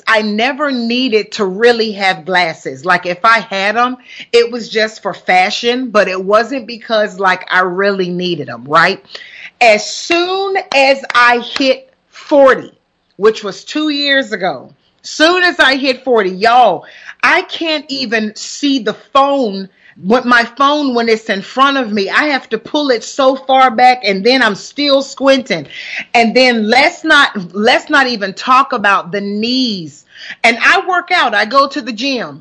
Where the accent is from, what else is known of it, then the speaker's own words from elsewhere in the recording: Huntsville, Alabama, United States; accent: country; moved away as an adult; also born or lived in Columbus, Ohio; now in Bermuda; I'm born and raised from Huntsville, Alabama. And so that's why you hear the country accent that's coming